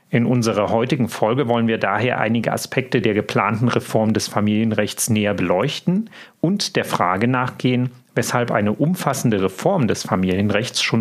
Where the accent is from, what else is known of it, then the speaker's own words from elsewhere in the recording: Leipzig, Saxony, Germany; ich komme aus Leipzig und sitze hier im Studio mit meinem Berliner Kollegen Tim Sander.